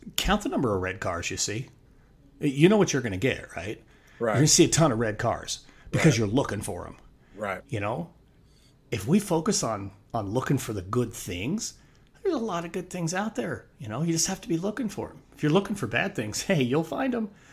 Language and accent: English; Wyoming, United States; moved away as an adult; also born or lived in Northwest Arizona; moved back to my home state of Wyoming